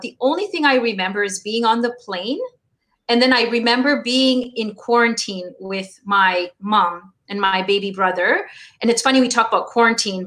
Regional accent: Canada; also born or lived in Kampala, Uganda / Pakistan; we were sponsored to Canada by my uncle

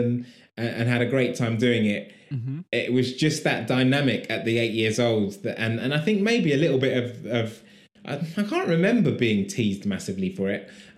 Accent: London, United Kingdom; I was born here, grew up in London, went to school here

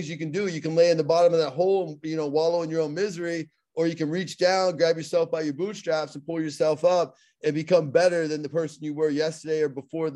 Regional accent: Pittsburgh, Pennsylvania, United States; accent: Pittsburgh; I have my Pittsburgh accent

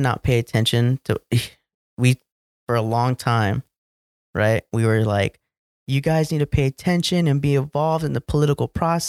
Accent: Texas, United States; So first team is Cowboys, obviously, because I grew up in Texas.

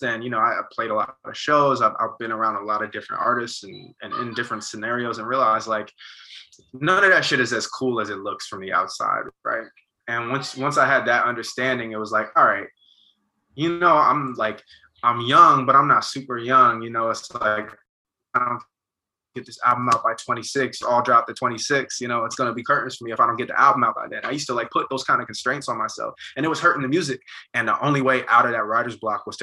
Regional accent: Montclair, New Jersey, United States; being from Montclair, about being from Jersey

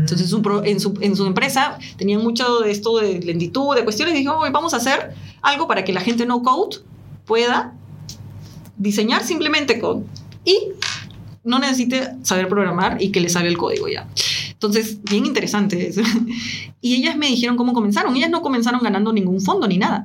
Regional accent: Peru; now in Chile; soy de Latinoamérica, nací en Perú, actualmente vivo en Chile

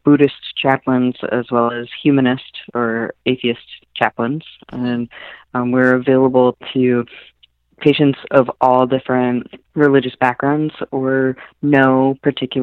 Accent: San Francisco Bay Area, California, United States; moved away as an adult; also born or lived in Midwest / Cambridge, Massachusetts; now in Boston, United States; I'm originally from the San Francisco Bay Area, so a really liberal, inclusive, great place to grow up

